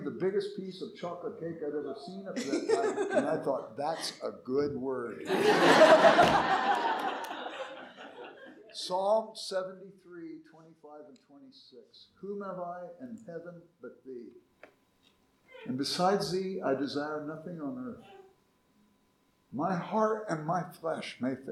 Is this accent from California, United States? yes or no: yes; Los Angeles, California, United States; I grew up in South Central Los Angeles, and we were poor